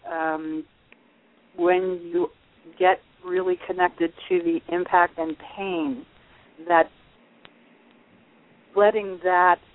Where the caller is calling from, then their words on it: New York, United States; I'm in the Catskill Mountains.